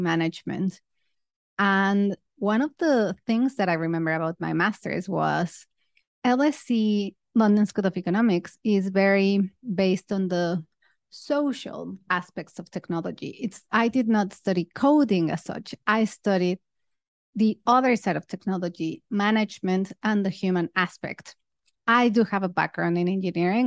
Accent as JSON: {"language": "English", "country": "Mexico", "also_born_or_lived": "United Kingdom", "moved": "as an adult", "lives_now": "Singapore", "said": "I'm originally from Mexico, but then I moved to the U K to study my master's"}